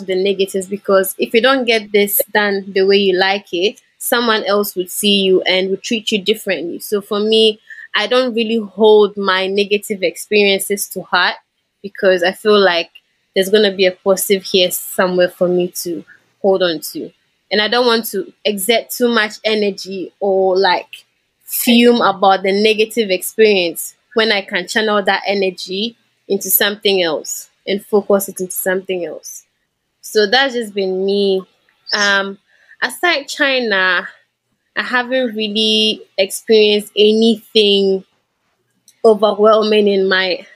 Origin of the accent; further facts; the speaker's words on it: Ghana; moved away as an adult; I was from Africa. And yeah, I had a Ghanaian passport as well.